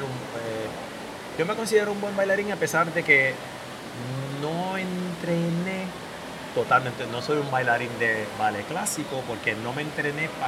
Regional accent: Puerto Rico; ¿tú eres cubano? Y yo, no, soy puertorriqueño.

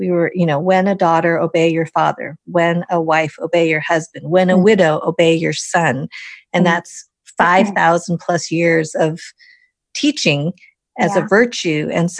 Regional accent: Wisconsin, United States; I was born in Wisconsin, the middle of the country.

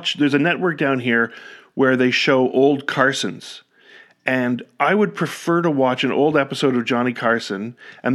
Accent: Ottawa, Ontario, Canada; moved away as an adult; now in Virginia, United States; I live in Virginia now, but I grew up in Ottawa. I spent most of my life there

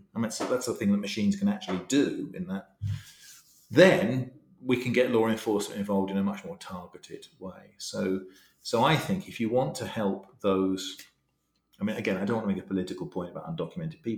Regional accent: England, United Kingdom; I'm English

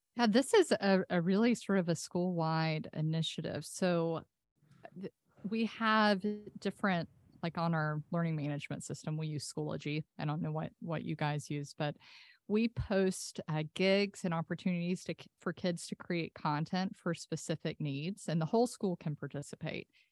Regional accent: Senoia, Georgia, United States; I grew up on a farm in Sonoy before there were zombies

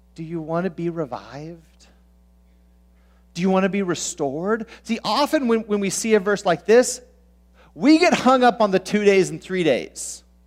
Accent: Southern California, United States; now in Minnesota, United States; I grew up in Southern California where there's basically just two seasons

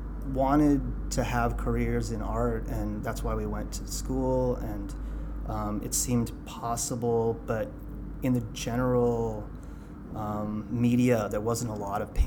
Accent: Santa Fe, New Mexico, United States; also born or lived in Colorado / Southwest; growing up in New Mexico, there was kind of like a really good, healthy punk scene there.

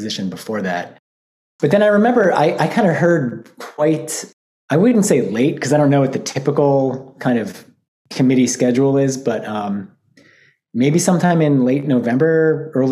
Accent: Albany, New York, United States; moved away as an adult; now in Michigan, United States; I grew up in Albany, New York, which is the capital

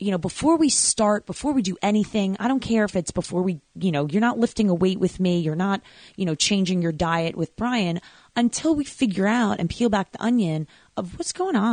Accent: Long Island, New York, United States

